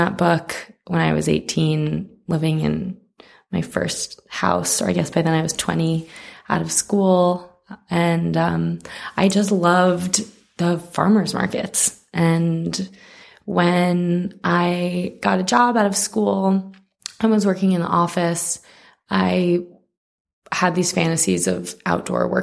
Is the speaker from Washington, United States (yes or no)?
no; New York, United States; moved away as an adult; also born or lived in California / Mexico City; I grew up in New York